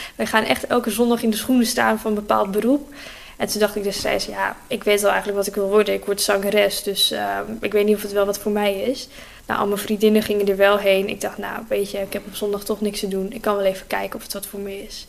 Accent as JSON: {"language": "Dutch", "region": "Groningen", "country": "Netherlands", "tie": "born or raised there", "said": "En ik kom gewoon rechtstreeks uit Oosterpark. Dus mijn hele leven al uit Groningen"}